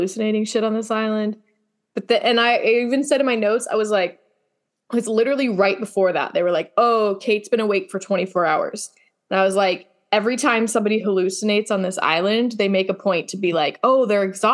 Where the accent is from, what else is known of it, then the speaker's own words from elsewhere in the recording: Ohio, United States; now in Bakersfield, United States; I say y'all, and I'm from Ohio